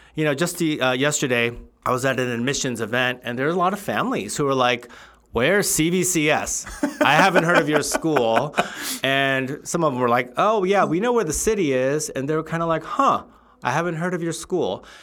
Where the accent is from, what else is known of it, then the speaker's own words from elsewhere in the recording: Southern California, United States; also born or lived in Covina, California / Los Angeles, California; I grew up in Southern California